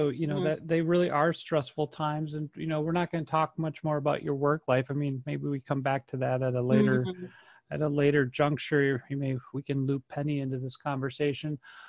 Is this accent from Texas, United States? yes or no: no; White Bear Lake, Minnesota, United States; born or raised there; moved away